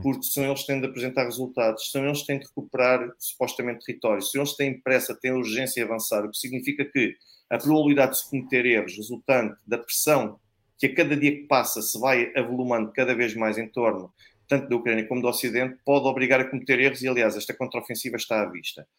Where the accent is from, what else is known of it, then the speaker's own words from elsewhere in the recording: Portugal; nós, portugueses, nós temos o direito de voltar ao nosso país